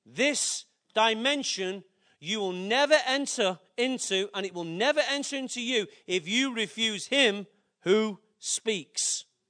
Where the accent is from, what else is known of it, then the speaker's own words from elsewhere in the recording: Manchester, North West England, United Kingdom; I love my city. Why? It's my birth. It's my place of inheritance.